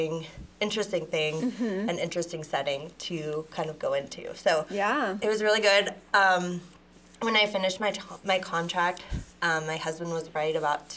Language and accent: English; Erie, Pennsylvania, United States; now in Coppell, United States; So I grew up in Pennsylvania.